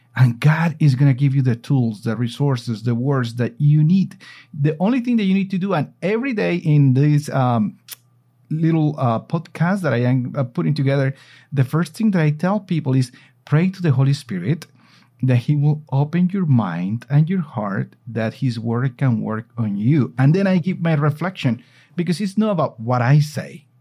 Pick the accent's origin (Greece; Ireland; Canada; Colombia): Colombia; I am here in my hometown in Colombia.